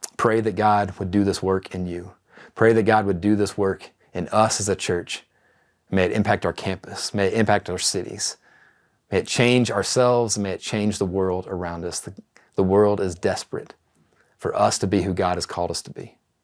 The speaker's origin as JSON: {"language": "English", "region": "East Texas", "country": "United States", "tie": "born or raised there", "said": "a young man growing up in East Texas"}